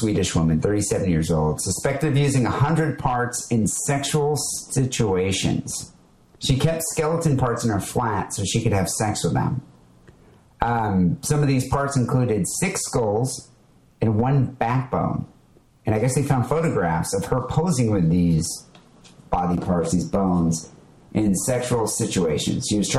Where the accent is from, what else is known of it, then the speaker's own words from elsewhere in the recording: Belgium; …, a light bulb counter guy, like Wacker, but I'm from Belgium.